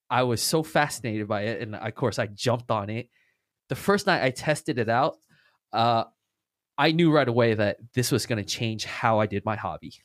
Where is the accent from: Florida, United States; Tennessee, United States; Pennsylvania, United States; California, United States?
California, United States; Orange County; I'm from the Orange County